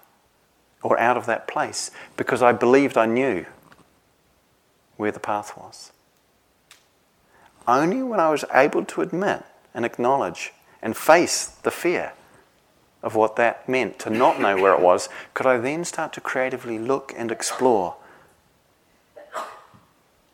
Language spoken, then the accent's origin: English; New Zealand; now in England; I come from New Zealand, I don't live there anymore.